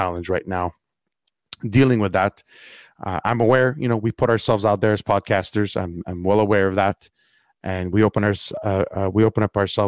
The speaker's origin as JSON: {"language": "English", "town": "Montreal", "region": "Quebec", "country": "Canada", "said": "I am from Montreal, Canada, Quebec"}